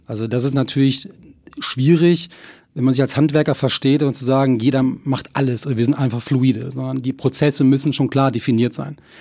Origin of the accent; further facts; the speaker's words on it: Sauerland, North Rhine-Westphalia, Germany; also born or lived in Bonn; mein Großvater hatte ein eigenes Strickunternehmen im Nachbarort von Schmalenberg. Ähm, und äh, Hesse und Kleinsorge als Unternehmen, ich bin da wirklich am Rande mit aufgewachsen